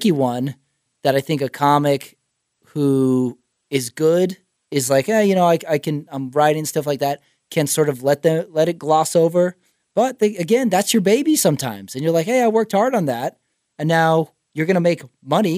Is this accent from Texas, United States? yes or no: yes; Texas, United States; now in Los Angeles, United States; I'm from Texas